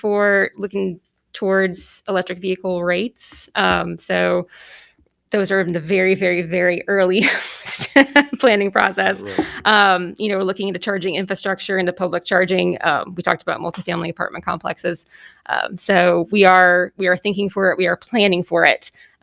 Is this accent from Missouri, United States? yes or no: no; Boston, Massachusetts, United States; I'm originally from Boston, so.